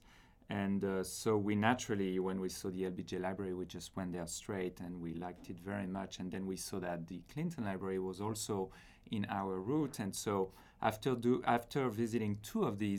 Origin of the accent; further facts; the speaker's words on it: France; moved away as an adult; now in Princeton, United States; I'm an architect from France